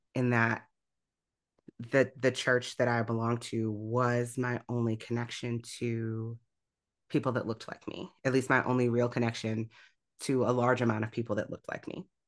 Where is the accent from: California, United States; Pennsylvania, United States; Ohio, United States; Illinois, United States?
Illinois, United States; also born or lived in Grand Rapids, Michigan; now in Michigan, United States; the church I grew up in, I grew up in Illinois